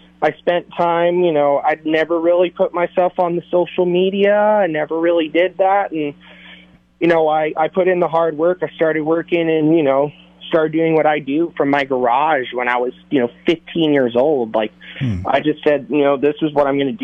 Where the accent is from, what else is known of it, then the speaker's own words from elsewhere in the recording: Thousand Oaks, California, United States; I was born and I grew up in Ventura County, Thousand Oaks